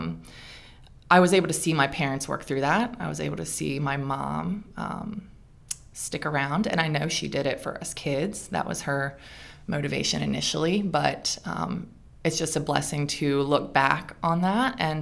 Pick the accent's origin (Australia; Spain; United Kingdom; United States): United States; Mount Airy, Maryland; I was born and raised in Frederick County. I was actually like the outskirts, Mount Airy, very close to other counties